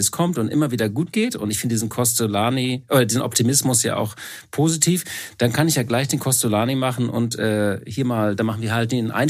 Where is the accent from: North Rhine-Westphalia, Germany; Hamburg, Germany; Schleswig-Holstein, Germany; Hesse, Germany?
Hamburg, Germany; als Hamburger muss ich ja äh, was ähnliches sagen. Äh, wat mut, dat mut, sagen wir.